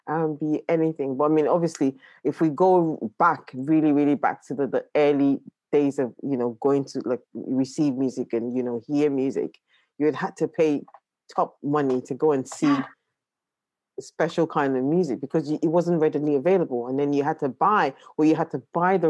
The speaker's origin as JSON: {"language": "English", "country": "Nigeria", "tie": "born or raised there", "also_born_or_lived": "London", "moved": "yes", "said": "I was born in London, but I spent my childhood in Nigeria as well."}